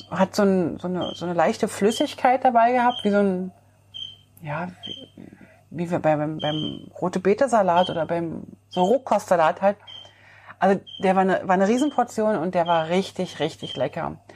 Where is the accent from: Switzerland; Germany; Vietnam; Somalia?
Switzerland; Also ich als Schweizer